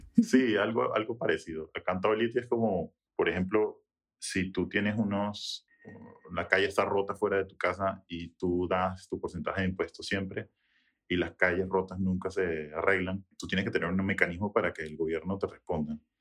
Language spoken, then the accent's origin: Spanish; Venezuela; now in United States; venezolano, nacido en Estados Unidos, pero 100% eh, venezolano